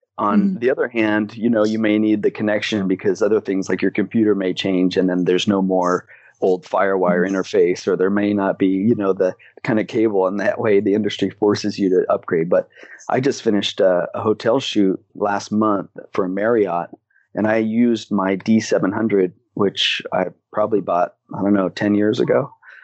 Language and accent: English; Philippines; also born or lived in Hong Kong; now in Hawaii, United States; I am a photographer, Canadian. I was born in Hong Kong and raised in the Philippines, and I've never lived in Canada, so I'm a kind of a bad Canadian.